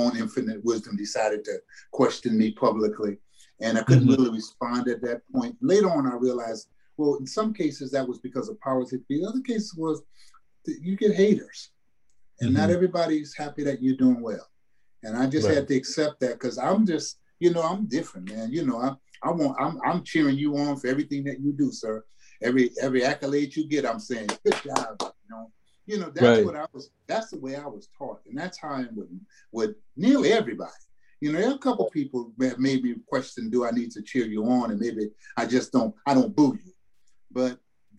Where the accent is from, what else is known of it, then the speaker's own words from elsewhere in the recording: New Orleans, Louisiana, United States; moved away as an adult; now in California, United States; growing up in New Orleans